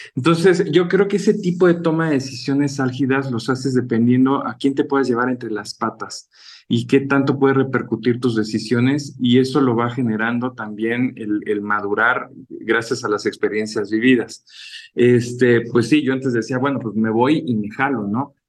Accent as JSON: {"language": "Spanish", "region": "Mexico City", "country": "Mexico", "also_born_or_lived": "France / Spain", "said": "mis padres son oriundos de, Chiapas, yo soy de la Ciudad de México junto con mi hermano"}